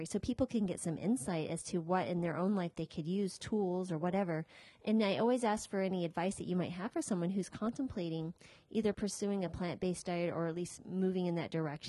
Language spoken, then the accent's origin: English; New Mexico, United States; also born or lived in Colorado / Virginia; now in Boca Raton, United States; I grew up in New Mexico